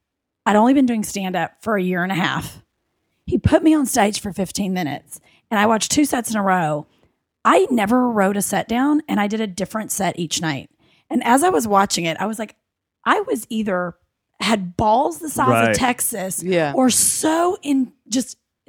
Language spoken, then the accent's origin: English; United Kingdom; Like I was a weird British actor fighting my accent.